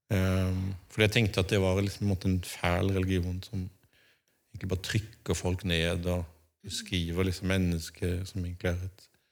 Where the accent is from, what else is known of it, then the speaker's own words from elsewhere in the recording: Birkeland, Agder, Norway; accent: Sørlandet dialect with uvular r (skarre-r); Jeg er oppvokst på Sørlandet, sånn, i bedehusmiljøet